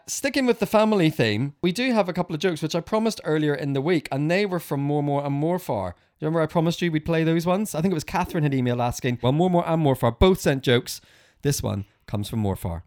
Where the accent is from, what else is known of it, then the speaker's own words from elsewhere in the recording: Northern Ireland, United Kingdom; when I was probably eleven or twelve, growing up in Northern Ireland